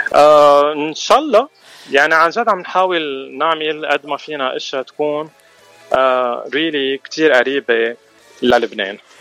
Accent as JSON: {"language": "Arabic", "town": "Mashghara", "region": "Beqaa", "country": "Lebanon", "moved": "as an adult", "lives_now": "Los Angeles, United States", "said": "نحن اكيد من لبنان من مشغره"}